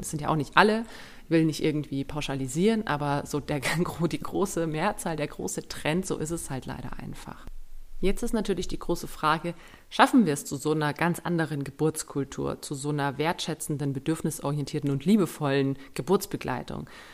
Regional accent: Germany; bei uns in Deutschland

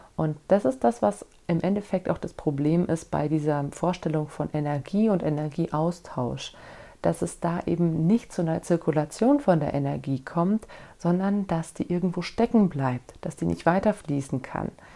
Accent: Germany; bei uns in Deutschland

